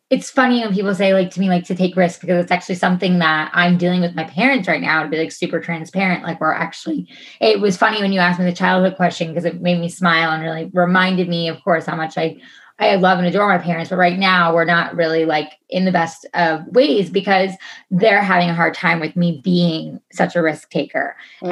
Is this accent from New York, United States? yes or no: yes; New York, United States; moved away as an adult; I'm originally from New York. So um, I moved out here on my own 10 and a half years ago